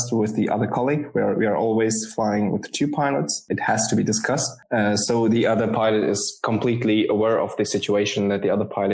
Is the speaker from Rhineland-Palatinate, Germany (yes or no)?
yes; Worms, Rhineland-Palatinate, Germany; moved away as an adult; now in Turkey; I was actually born and raised in Germany, educated in Germany, took my pilot's studies, everything in the near of Frankfurt and Mannheim. It's a little city called Worms